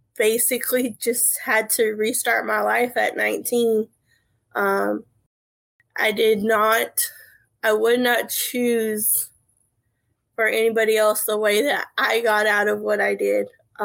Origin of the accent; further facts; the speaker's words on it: Central California, United States; moved away as an adult; now in South Carolina, United States; I was born and raised in Central California. I left there in 2010, and I've never been back.